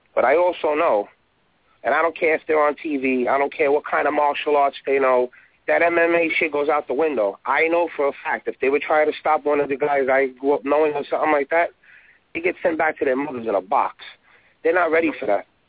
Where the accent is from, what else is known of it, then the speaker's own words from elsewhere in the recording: New York, United States; I'm born and raised in New York